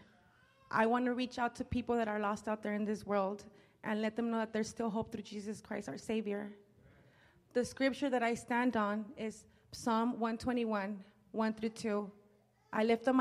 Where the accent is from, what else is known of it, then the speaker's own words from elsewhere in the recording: Los Angeles, California, United States; I grew up in South Central Los Angeles with a brother and two sisters and my mother.